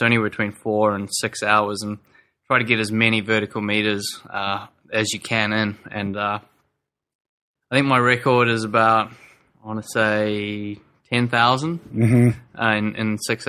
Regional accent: South Africa; born there; But I guess when I was born in South Africa, I actually grew up on Frosties, Frosted Flakes.

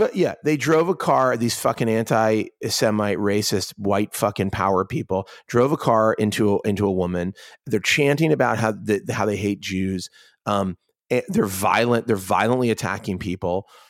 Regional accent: Pittsburgh, Pennsylvania, United States; moved away; it's my hometown. It's literally not just my hometown, but my neighborhood

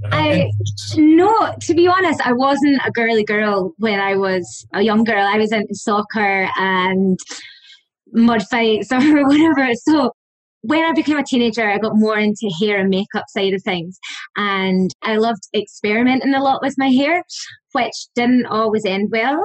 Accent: Scotland, United Kingdom; moved away as an adult; also born or lived in Australia / Dublin, Ireland; now in Ireland; I'm from Scotland.

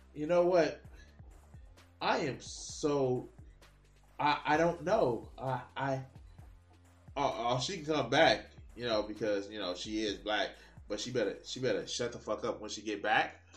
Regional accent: Chicago, Illinois, United States; I grew up in Auburn, Gresham, in Chicago.

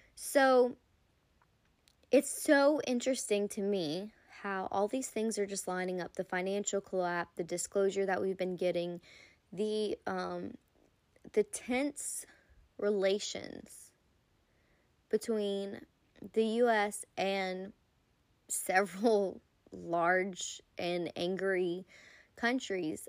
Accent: United States; I am American born citizen

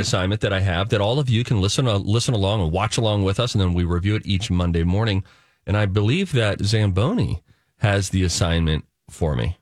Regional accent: Pittsburgh, Pennsylvania, United States; born and raised in Pittsburgh

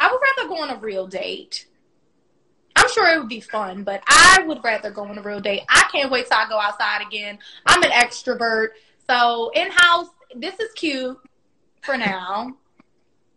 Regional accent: Washington, District of Columbia, United States; Both of us were raised in Washington, D.C., in actual, the city

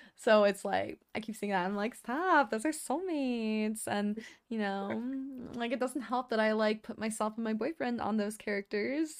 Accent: the South, United States; growing up in the South

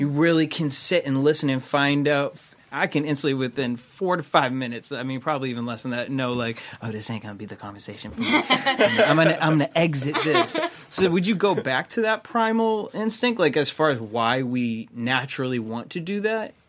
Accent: Boston, Massachusetts, United States; I'm from Boston

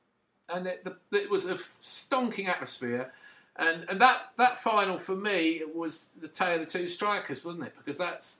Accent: Loughton, East of England, United Kingdom; When I was a kid, I grew up in Loughton in Essex.

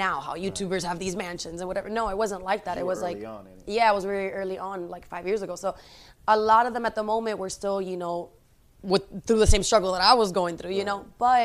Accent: United States; Although I grew up in America, like, my family is very Spanish

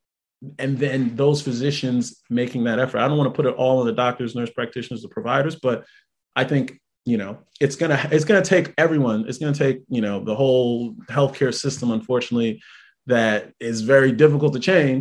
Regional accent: New York City, New York, United States; moved away as an adult; also born or lived in Jamaica, Queens / Fairbanks, Alaska / Grass Valley, California; now in Tampa, United States; I grew up in Brooklyn, I grew up in Brownsville, I grew up on Rockaway and Atlantic. So coming from that community, you know, then I moved to Jamaica, Queens

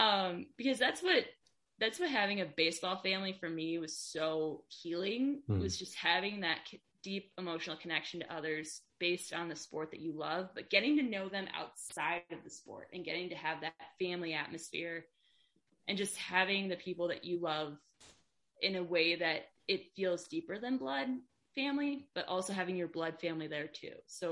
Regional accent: Chicago, Illinois, United States; how are you born on the North Side, raised on the North Side, and a diehard White Sox fan? Now it's like, I'm Irish.

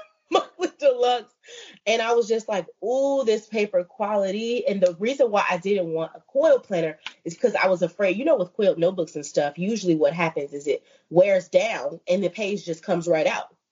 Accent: Chicago, Illinois, United States; I'm from Chicago

